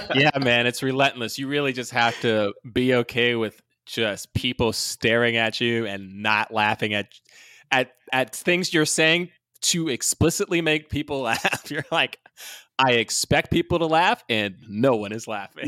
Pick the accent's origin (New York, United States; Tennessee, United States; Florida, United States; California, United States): New York, United States; New York City; I was born in New York, So we went to a church called Times Square Church. It's in New York City